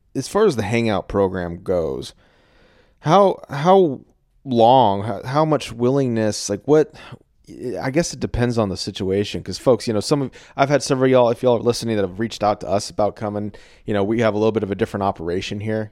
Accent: Texas, United States; I'm a Texan and I'm a creative.

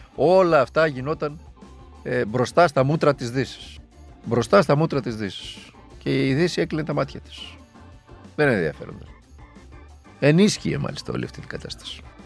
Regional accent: Greece; ως Έλληνες

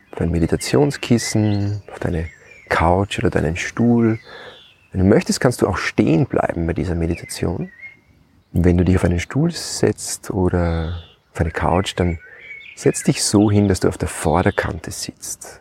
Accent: Lower Austria, Austria; Haus meiner Mutter, meinem Elternhaus, wo ich aufgewachsen bin

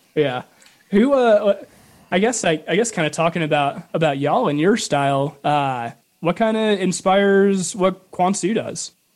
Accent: Chicago, Illinois, United States; moved away; I'm from the Chicagoland area

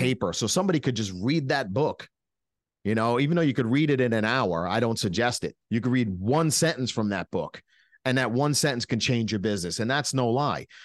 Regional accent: New York, United States; We're from New York.

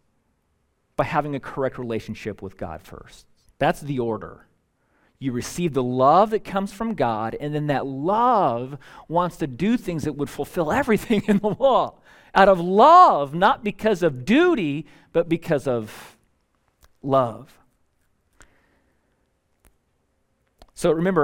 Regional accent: United States; as an American

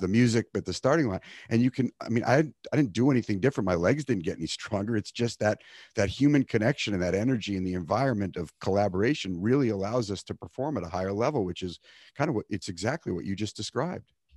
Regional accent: East Coast, United States; now in California, United States; I grew up on the East Coast

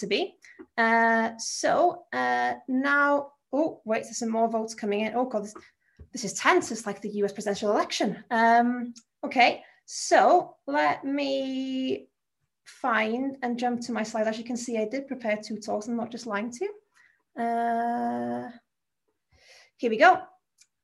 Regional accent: Anglesey, North Wales, United Kingdom; accent: Anglesey, North Wales; my accent is from a place called Anglesey in North Wales.

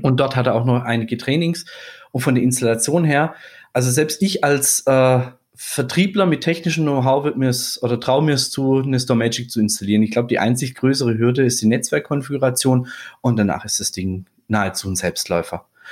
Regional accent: Swabia, Baden-Württemberg, Germany; now in Würzburg, Germany; ich bin gebürtiger Schwabe. Ah. Mit, mit, badischem Einschlag

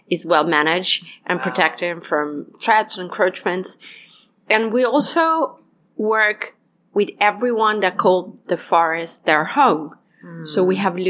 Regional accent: Italian Alps, Italy; moved away; also born or lived in Peru; I was raised in the Italian Alps

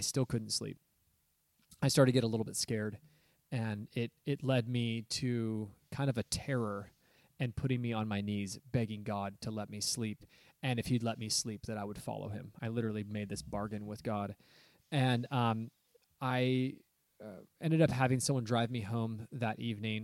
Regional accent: Southern California, United States; moved away as an adult; now in Oregon, United States; I was raised in Southern California. So I haven't lived my whole life here in Oregon in the woods

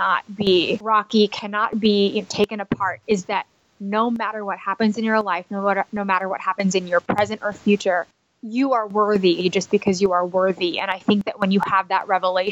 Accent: Dallas, Texas, United States; moved away as an adult; also born or lived in Philippines / New York City; I was born in the Philippines. And my family moved to Texas when I was 6 years old. And they actually still live in Dallas, Texas

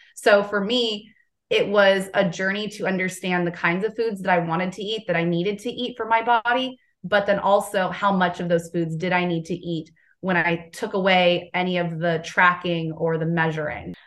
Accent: Southern California, United States; now in Southern United States; I'm originally from Southern California

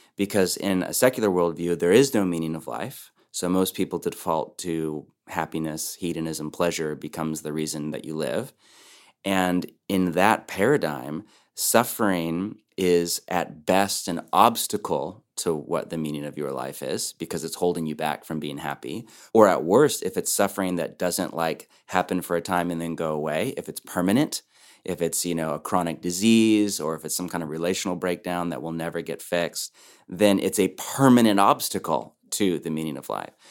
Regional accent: Bay Area, Silicon Valley, California, United States; now in Portland, United States; I've spent my whole life on the West Coast, born and raised in the Bay Area, Silicon Valley, then moved to Portland.

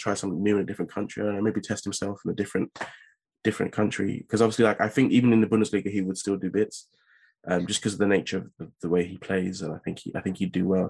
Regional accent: England, United Kingdom; just as an English

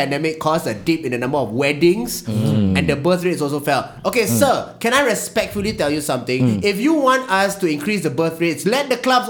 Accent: Singapore; Because I'm a Singaporean

